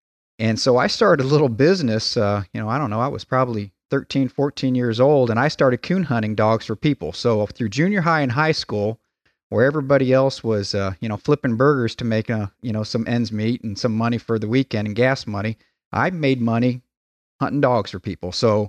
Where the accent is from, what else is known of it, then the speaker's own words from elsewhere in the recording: Culver, Indiana, United States; Yeah, I was born and raised just outside of Culver, Indiana, which is about an hour southwest of South Bend, Mishawaka, Indiana.